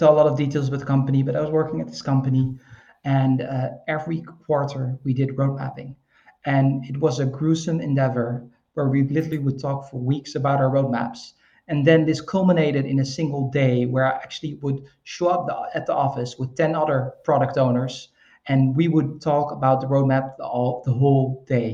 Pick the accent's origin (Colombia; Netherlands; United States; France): Netherlands; I'm from the Netherlands. We're kind of like wet swamp people